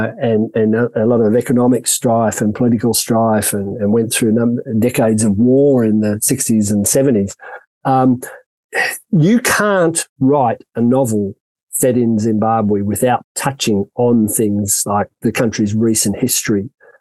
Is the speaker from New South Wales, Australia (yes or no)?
yes; Sydney, New South Wales, Australia; moved away as an adult; now in South Africa; Sydney, which is my hometown